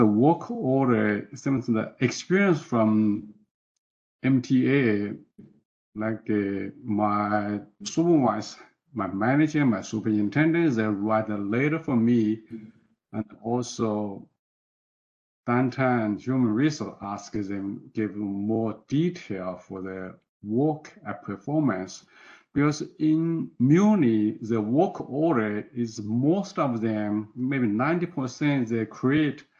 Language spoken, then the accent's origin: English; China; moved away as an adult; also born or lived in Foster City, United States; now in United States; I was born and educated from China.